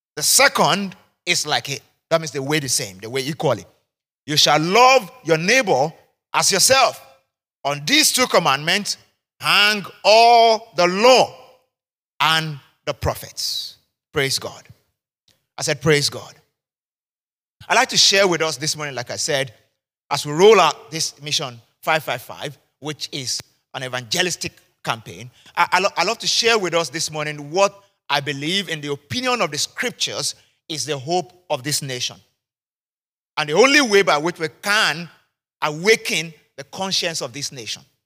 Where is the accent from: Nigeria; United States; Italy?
Nigeria; I'm Nigerian, I'm a Yoruba man